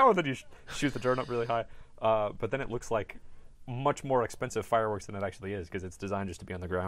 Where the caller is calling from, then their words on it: New York, United States; I am calling you from